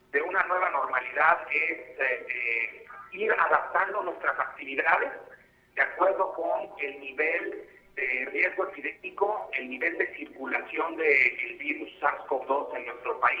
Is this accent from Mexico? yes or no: yes; Mexico